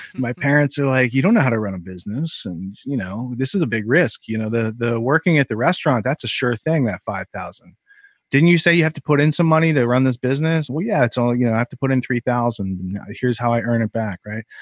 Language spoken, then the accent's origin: English; Western Pennsylvania, United States; I grew up in Western Pennsylvania